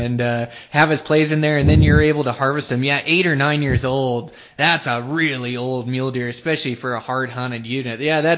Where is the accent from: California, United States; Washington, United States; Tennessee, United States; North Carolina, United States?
Washington, United States; Western; I grew up like on Western Washington, same thing where we had the Cascades and the eastern part of the state, and I was quite a bit younger, just a kid growing up.